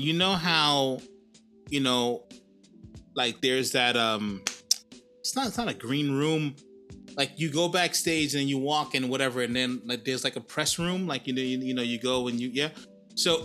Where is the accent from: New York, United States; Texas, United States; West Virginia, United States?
New York, United States; New York City; now in Sydney, Australia; I'm from New York, man. I'm from Harlem